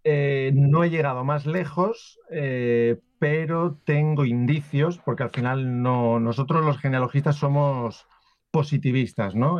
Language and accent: Spanish; Valencia, Valencian Community, Spain; yo por ejemplo soy de Valencia, pero tengo antepasados de Barcelona, de Madrid, de Extremadura, de Valladolid, de Andalucía, incluso de Génova en Italia